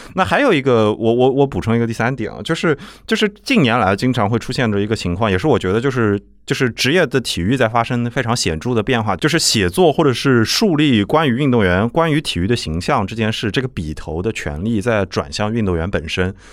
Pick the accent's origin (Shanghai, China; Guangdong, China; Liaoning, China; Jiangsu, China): Jiangsu, China; Nanjing; 我是南京人